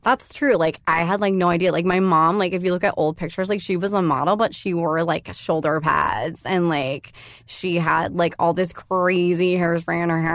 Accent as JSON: {"language": "English", "town": "San Diego", "region": "California", "country": "United States", "tie": "born or raised there", "also_born_or_lived": "Los Angeles", "moved": "yes", "said": "I went to elementary school down there"}